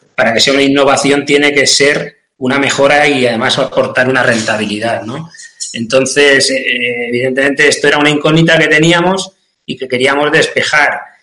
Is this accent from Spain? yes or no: yes; San Clemente, Castilla-La Mancha, Spain; soy de San Clemente, un pueblo de Cuenca, de Castilla-La Mancha